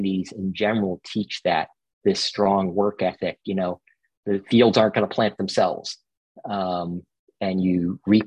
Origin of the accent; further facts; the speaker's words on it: Massachusetts, United States; moved away as an adult; also born or lived in Boston, Massachusetts area; now in California, United States; Where I grew up in Massachusetts, it's a little odd